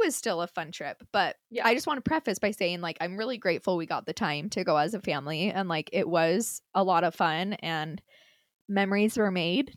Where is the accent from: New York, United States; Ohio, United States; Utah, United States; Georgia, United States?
Utah, United States; accent: Utah; also born or lived in Minnesota; I moved back to Utah when I was like nine